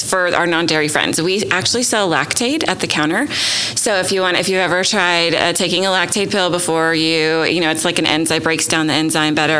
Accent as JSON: {"language": "English", "town": "Nashville", "region": "Tennessee", "country": "United States", "tie": "born or raised there", "also_born_or_lived": "Rhode Island", "moved": "as an adult", "lives_now": "Oklahoma City, United States", "said": "I grew up in Nashville, Tennessee"}